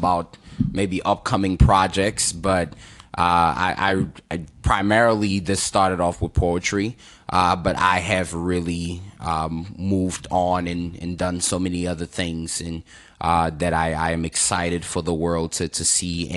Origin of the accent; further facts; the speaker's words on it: Cameroon; now in Maryland, United States; growing up in Cameroon, you know, my parents and my aunties used to tell me that the first word that I learned was book.